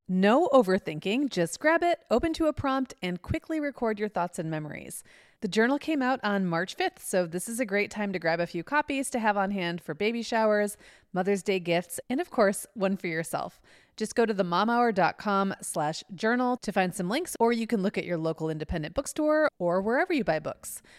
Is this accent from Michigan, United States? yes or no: yes; Upper Peninsula of Michigan, United States; I grew up in the Upper Peninsula of Michigan